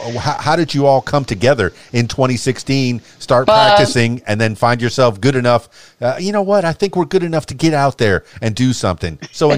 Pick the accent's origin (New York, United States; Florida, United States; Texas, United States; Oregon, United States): Florida, United States; Miami; I went to Catholic school until sixth grade in Miami, Florida, where it's very diverse, very melting pot, lots of different people. I'm half Cuban myself and half Irish, so I'm a melting pot, in itself.